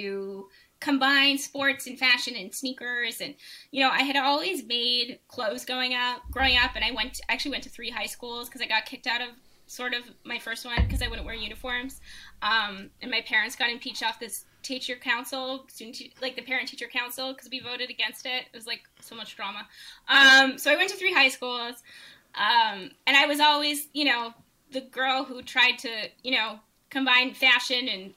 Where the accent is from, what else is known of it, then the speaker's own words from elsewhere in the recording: Canada; as an international student, which I would have been as a Canadian at the time